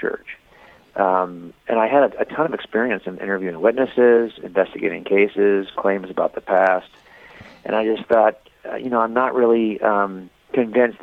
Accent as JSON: {"language": "English", "area": "Los Angeles County", "region": "Southern California", "country": "United States", "tie": "born or raised there"}